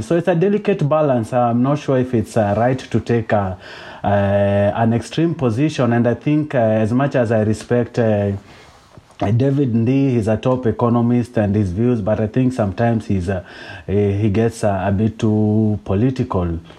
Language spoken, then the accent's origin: English; Kenya; I'm Kenyan